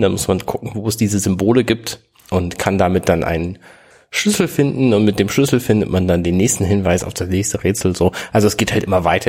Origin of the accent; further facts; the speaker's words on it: Hamburg, Germany; ich bin Hamburger